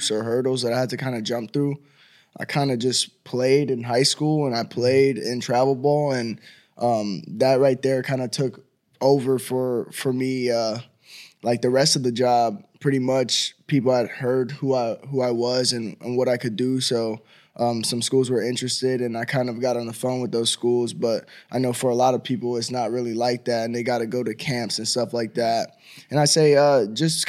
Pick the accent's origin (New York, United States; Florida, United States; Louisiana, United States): Florida, United States; Miami; moved away as an adult; now in Nashville, United States; having a chance to stay in my hometown